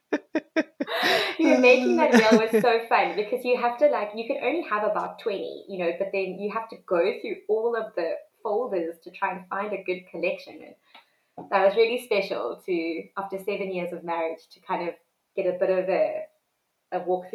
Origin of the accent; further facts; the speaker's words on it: Cape Town, Western Cape, South Africa; also born or lived in South Korea; I grew up in Cape Town